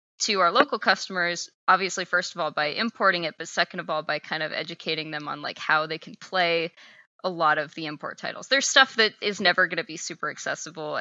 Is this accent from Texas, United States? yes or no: yes; Texas, United States; moved away as an adult; also born or lived in Seattle; I'm from Texas, so I was pretty far away from home.